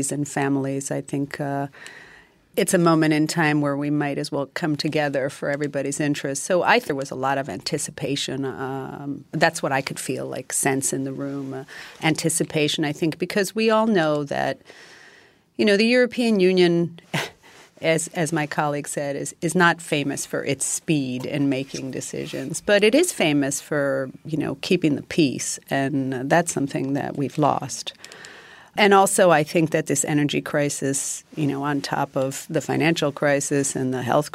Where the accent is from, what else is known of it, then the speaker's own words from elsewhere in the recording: Greece; I'm from Greece and I'm with the EPP group